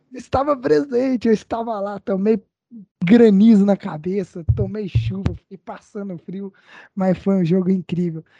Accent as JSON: {"language": "Portuguese", "region": "Goiás", "country": "Brazil", "said": "nós três, que somos goianos do pé rachado"}